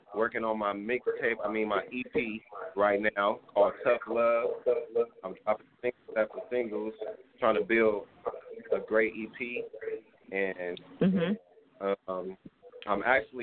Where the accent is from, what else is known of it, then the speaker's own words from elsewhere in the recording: Los Angeles, California, United States; I'm from Los Angeles, California. I'm from South Central